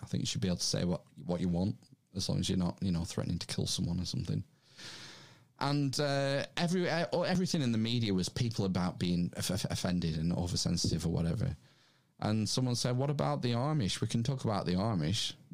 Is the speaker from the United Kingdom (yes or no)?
yes; England, United Kingdom; we're English